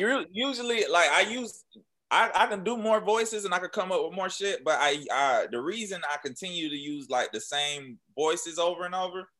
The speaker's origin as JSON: {"language": "English", "town": "Jacksonville", "region": "Florida", "country": "United States", "tie": "born or raised there", "moved": "yes", "lives_now": "Atlanta, United States", "said": "I was still at my hometown Jacksonville"}